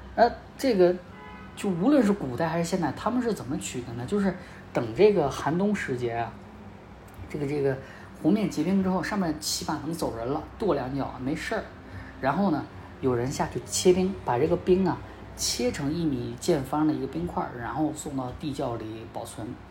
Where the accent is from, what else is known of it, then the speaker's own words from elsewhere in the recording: Northeast China, China; 因为我家是东北的